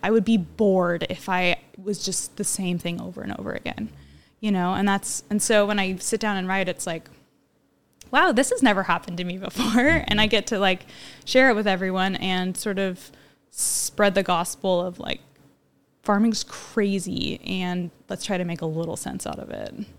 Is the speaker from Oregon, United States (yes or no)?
yes; Monmouth, Oregon, United States; also born or lived in Southern California; I grew up in Monmouth